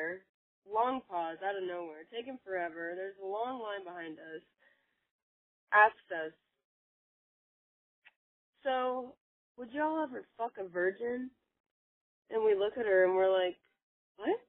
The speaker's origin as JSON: {"language": "English", "town": "Cincinnati", "region": "Ohio", "country": "United States", "said": "I am from Cincinnati, Ohio."}